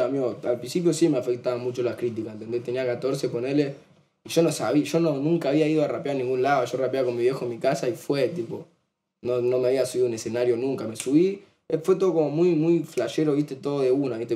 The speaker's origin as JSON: {"language": "Spanish", "country": "Argentina", "said": "Somos argentinos"}